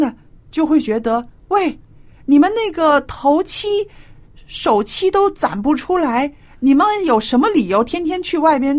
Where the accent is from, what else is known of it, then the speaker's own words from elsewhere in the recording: China; 所以小燕，你刚刚说的这个是啊，比较很传统的我们中国人的一个理财的一个信念